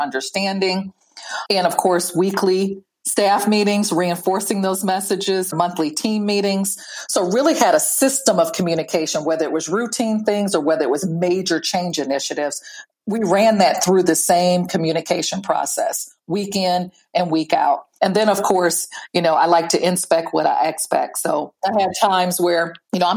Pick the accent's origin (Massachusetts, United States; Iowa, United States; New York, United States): Iowa, United States; I grew up in Iowa